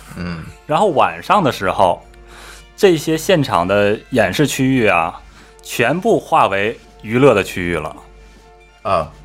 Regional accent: China

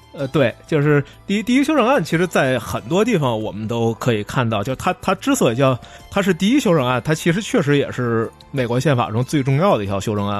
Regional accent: China; 这不需要我们中国人着急

